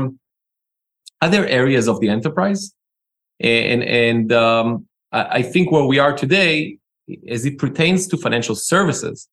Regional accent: Israel; accent: Israeli; moved away as an adult; now in Los Angeles, United States; I'm Israeli, as you can tell by the accent. Immigrated to the Americas 16 years ago to pursue my master's degree

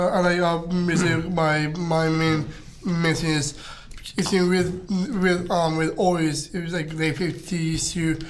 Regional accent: Cape Elizabeth, Maine, United States; My whole life growing up in Cape Elizabeth, that's where how I got involved with the band.

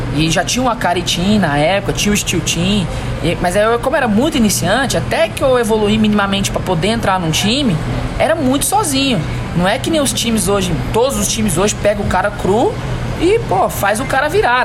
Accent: Brazil; a gente é brasileiro

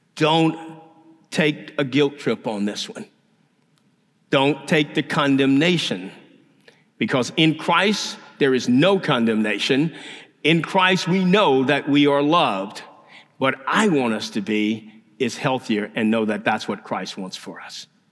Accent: Louisiana, United States; now in Houston, United States; I'm from Louisiana

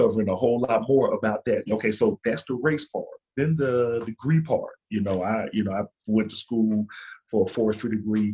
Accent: Alabama, United States; also born or lived in Montana; now in North Carolina, United States; being from the South, so I'm from Alabama

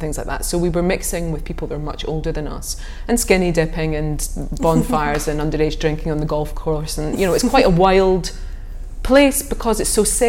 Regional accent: St Andrews, Scotland, United Kingdom; I came from St Andrews

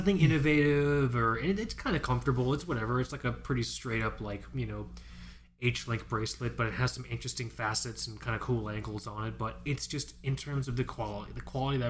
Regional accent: South Florida, United States; I grew up in South Florida. We both grew up in South Florida

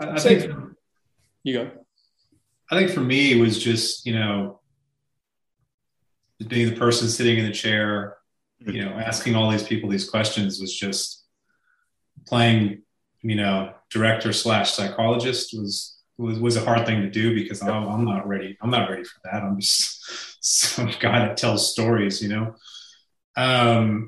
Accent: California, United States; my home state of California

